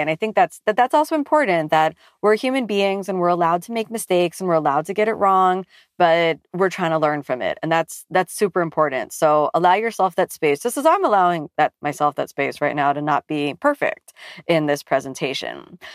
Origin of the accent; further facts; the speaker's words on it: Miami, Florida, United States; I come from Miami in the U S